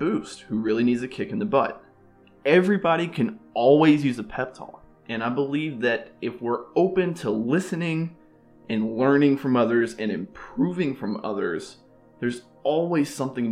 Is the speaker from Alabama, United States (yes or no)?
yes; Alabama, United States; moved away as an adult; now in Boca Raton, United States; born and raised in Alabama